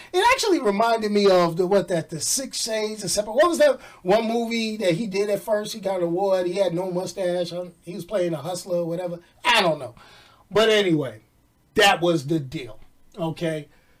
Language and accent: English; New York, United States; accent: New York; I think I kind of lost my New York accent. I mean, I get it back sometime, maybe when I go home.